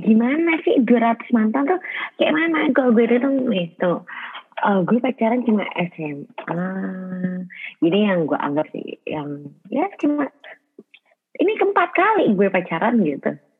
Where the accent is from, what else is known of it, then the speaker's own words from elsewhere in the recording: Bekasi, West Java, Indonesia; gue orang Bekasi